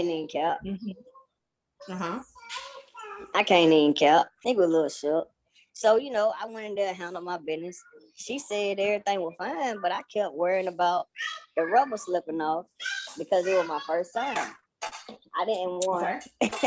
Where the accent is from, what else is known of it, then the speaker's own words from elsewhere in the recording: Douglasville, Georgia, United States; I'm coming from Douglasville, Georgia